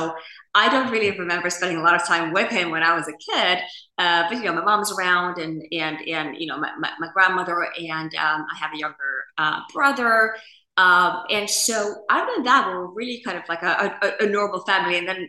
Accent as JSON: {"language": "English", "country": "Finland", "tie": "born or raised there", "moved": "as an adult", "said": "So I grew up in a country that, you know, many, you know, see as one of the best countries in the world to grow up and to live and the happiest nation and all that, which is Finland"}